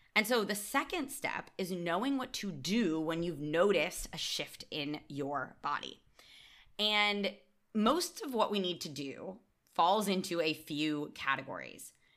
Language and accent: English; United States; now in Barcelona, Spain; as an American